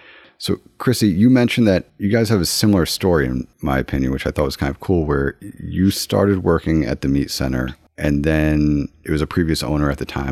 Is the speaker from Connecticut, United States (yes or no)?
yes; Woodbury, Connecticut, United States; I grew up in the Woodbury area